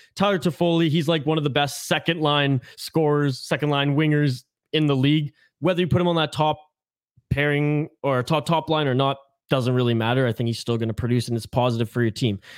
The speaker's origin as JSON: {"language": "English", "region": "British Columbia", "country": "Canada", "said": "I'm from British Columbia."}